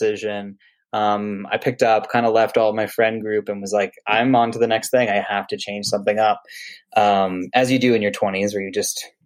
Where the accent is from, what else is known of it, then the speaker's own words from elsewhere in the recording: Missouri, United States; moved away as an adult; also born or lived in Louisville, Kentucky / Keystone, Colorado; now in Denver, United States; I grew up in Missouri